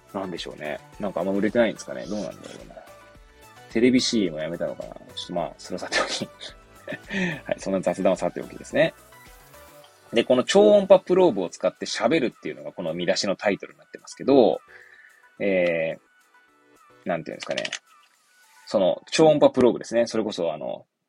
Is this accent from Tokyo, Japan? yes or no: yes; Hachioji, Tokyo, Japan; moved away as an adult; now in Kamaishi, Japan; 生まれはね、東京都八王子市生まれも育ちもそう